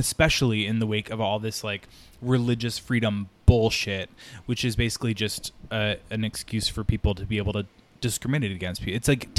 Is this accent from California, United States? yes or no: no; New York, United States; I'm from New York. Like, I live in New York. And it's not in that, like, I want to identify as a New Yorker because I think that's cooler kind of way. It's just like, I so identify with New York.